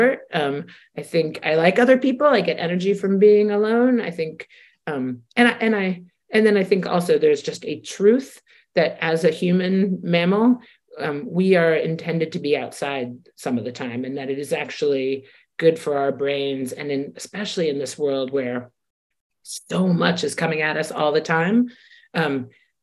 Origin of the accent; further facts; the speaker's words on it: Washington, District of Columbia, United States; being a kid growing up in Washington, D.C.